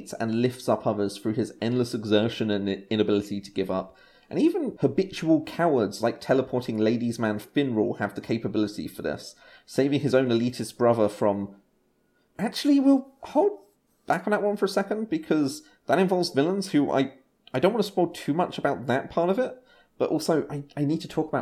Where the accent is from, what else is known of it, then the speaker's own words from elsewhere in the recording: England, United Kingdom; I'm English. White English